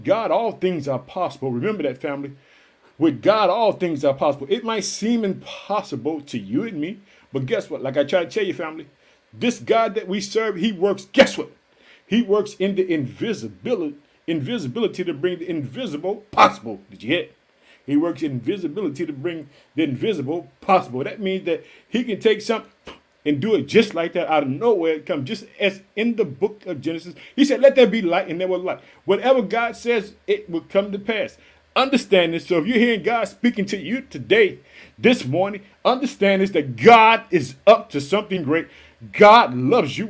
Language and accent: English; Illinois, United States; also born or lived in Chicago; In the United States, the state of Illinois is my home state. I live in the city of Chicago.